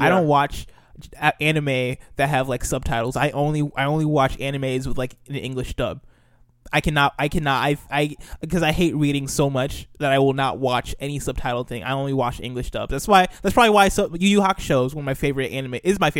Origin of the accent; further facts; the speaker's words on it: Nigeria; Yeah, he played as a Nigerian, actually, and I'm Nigerian